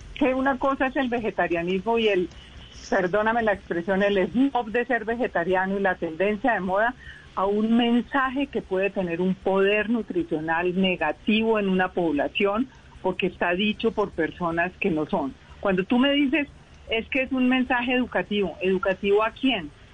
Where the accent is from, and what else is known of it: Colombia